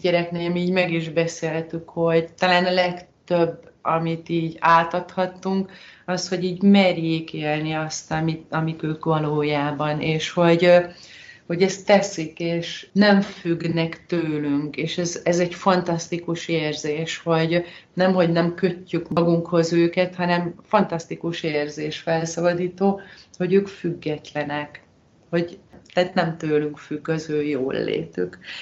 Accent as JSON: {"language": "Hungarian", "country": "Hungary", "moved": "as an adult", "lives_now": "Spain", "said": "mi itt élünk, de magyarok vagyunk"}